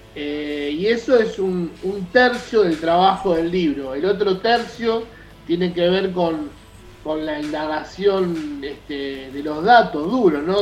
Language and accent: Spanish; Hurlingham, Buenos Aires Province, Argentina; soy de Hurlingham